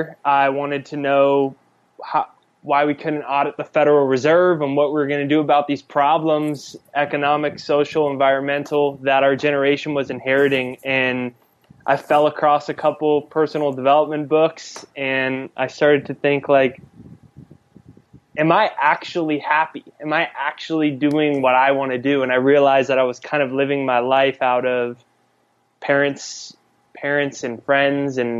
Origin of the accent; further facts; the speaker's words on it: San Diego, California, United States; I grew up in San Diego